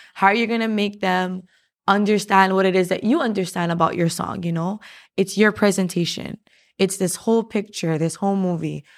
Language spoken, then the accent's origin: English; Hawaii, United States; as Hawaiian people